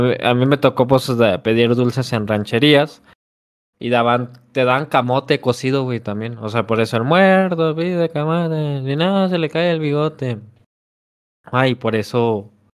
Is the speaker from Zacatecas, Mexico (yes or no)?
yes; Zacatecas, Mexico; el cántico que, que practicamos en Zacatecas